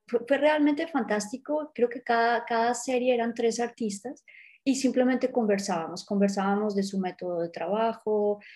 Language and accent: Spanish; Colombia; soy colombiana